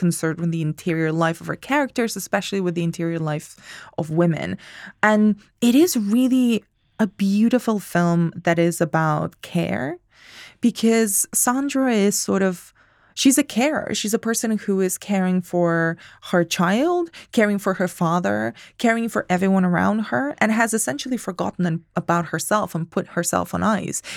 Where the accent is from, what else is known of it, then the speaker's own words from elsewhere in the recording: Spain; English is a second language; moved away; I'm from Spain.